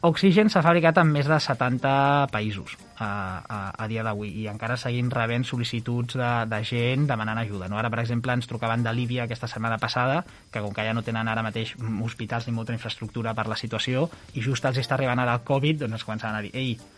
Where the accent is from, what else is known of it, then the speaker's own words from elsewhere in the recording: Llívia, Catalonia, Spain; la gent de Llívia del meu poble